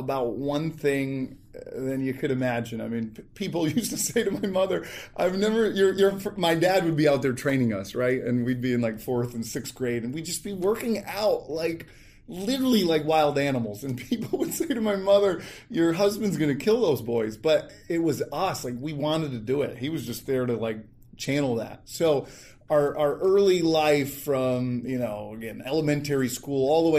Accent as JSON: {"language": "English", "town": "Rotterdam", "region": "New York", "country": "United States", "tie": "born or raised there", "said": "I grew up about 10 minutes from here in a town called Rotterdam, Shelmont High School."}